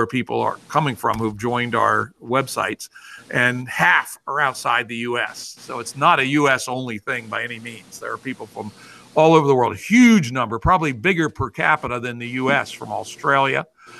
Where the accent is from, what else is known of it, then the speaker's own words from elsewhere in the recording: United States; I am an American patriot